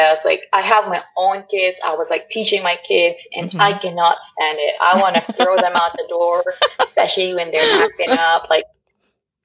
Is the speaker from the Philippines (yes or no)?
yes; Philippines; now in United States; I live in a compound growing up in the Philippines